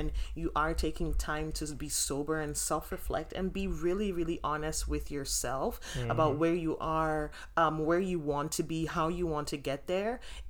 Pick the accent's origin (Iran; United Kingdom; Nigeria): Nigeria